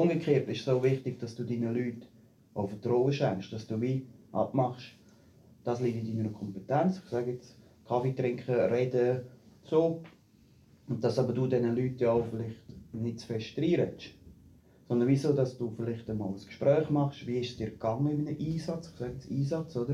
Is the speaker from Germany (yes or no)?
no; Büren, Switzerland; moved away; also born or lived in Zurich; ich komme ursprünglich aus Büren